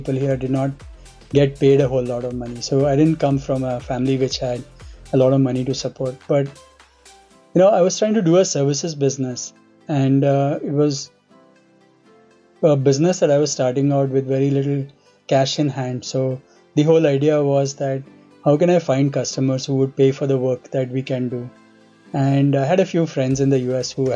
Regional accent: Bhopal, Madhya Pradesh, India; moved away as an adult; also born or lived in Kharagpur; I grew up in Bhopal, actually. I did all my schooling in Campion School

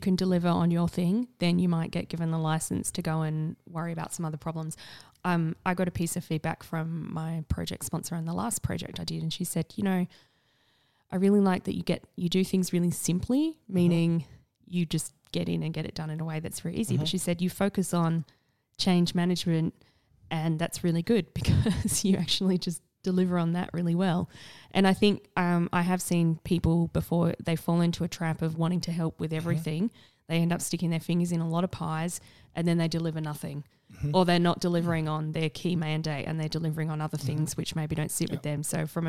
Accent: South Australia, Australia; Yeah. Did you not know I'm from South Australia?

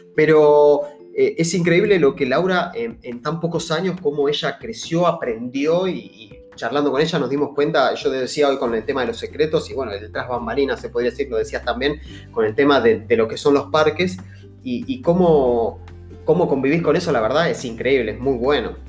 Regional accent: Argentina; nosotros somos de Argentina

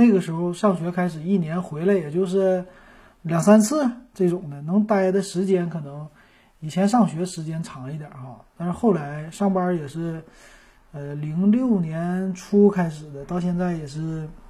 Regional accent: Shenyang, Liaoning, China; moved away as an adult; also born or lived in Shanghai; 我们是举家从上海搬回了沈阳。

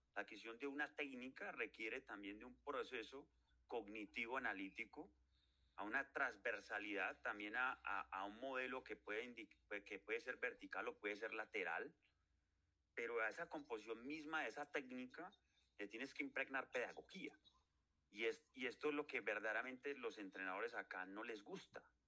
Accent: Colombia; yo soy colombiano, pago impuestos

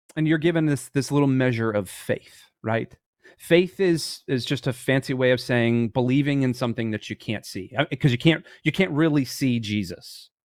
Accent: Michigan, United States; I was born in Michigan and all those things. I played ice hockey from when I was three years old up until I was about eighteen.

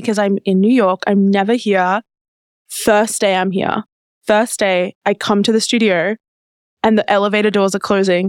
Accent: Australia; I'm from Australia.

